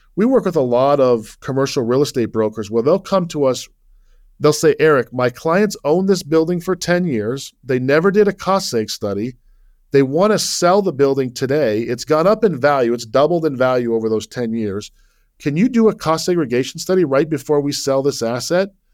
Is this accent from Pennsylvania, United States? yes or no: no; Salt Lake City, Utah, United States; moved away as an adult; also born or lived in Virginia / New York; I was born and raised in Salt Lake City